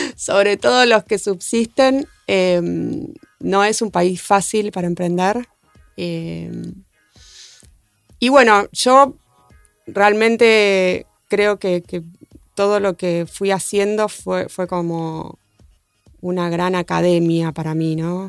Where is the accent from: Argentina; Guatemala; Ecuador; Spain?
Argentina; somos argentinos